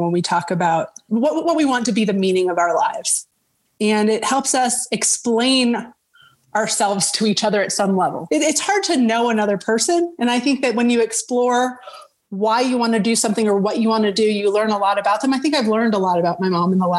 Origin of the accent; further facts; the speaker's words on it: Denver, Colorado, United States; moved away as an adult; also born or lived in Seattle / Boston; I am from Denver and I'm living in Denver again